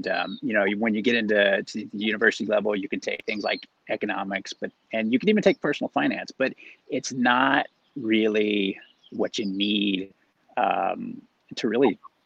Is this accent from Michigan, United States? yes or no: no; Oklahoma, United States; moved away as an adult; now in South Orange County, United States; I grew up in Oklahoma and spent the early part of my life there.